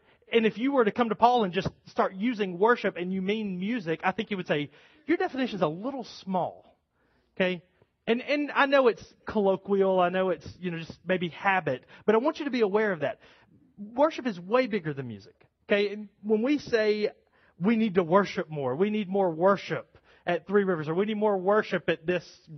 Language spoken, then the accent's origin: English; United States; American Christians